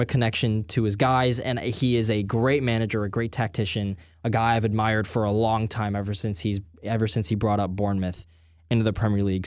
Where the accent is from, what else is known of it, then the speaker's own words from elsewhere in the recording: Dallas, Texas, United States; I'm from Dallas. I, I go to F C Dallas games. I live ten minutes from the stadium